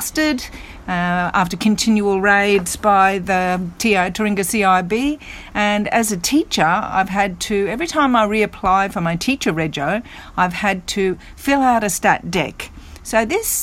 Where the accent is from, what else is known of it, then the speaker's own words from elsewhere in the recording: Queensland, Australia; I grew up in Queensland in the Biocchia Peterson era.